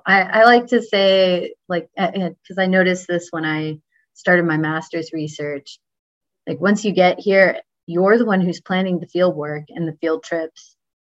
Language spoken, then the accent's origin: English; Texas, United States; I'm from Texas. So of course my family's always asking, are you carrying a gun out there?